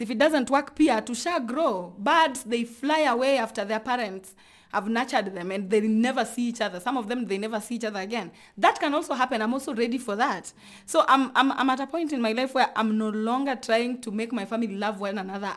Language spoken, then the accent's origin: English; Luoland, Kenya; I come from Luoland